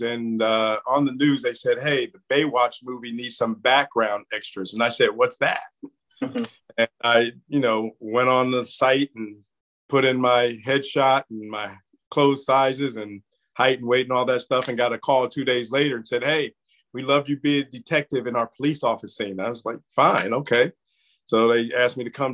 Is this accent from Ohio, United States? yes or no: no; New Jersey, United States; also born or lived in Pittsburgh / Georgia / Florida; now in Savannah, United States; I'm originally from New Jersey